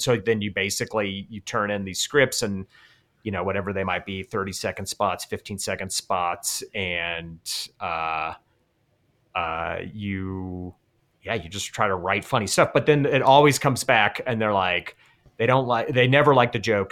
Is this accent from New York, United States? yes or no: no; Colorado, United States; I'm from Colorado